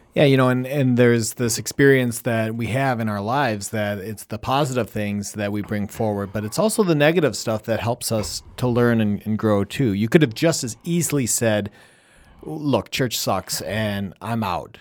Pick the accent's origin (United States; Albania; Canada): United States; Wisconsin; also born or lived in Michigan / Colorado / Chicago / Washington, D.C.; now in Rochester, Minnesota, United States; I think of myself as a cheesehead from Wisconsin, and because that's where I grew up.